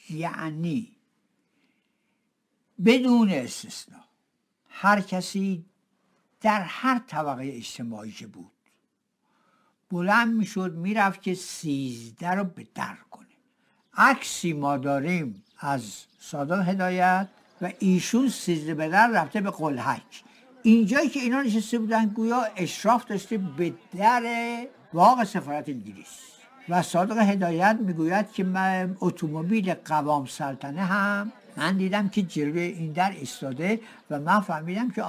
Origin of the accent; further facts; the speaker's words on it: Tehran, Tehran Province, Iran; من تهرانی هستم و در منطقه چهارراه مخبر دوله متولد شدم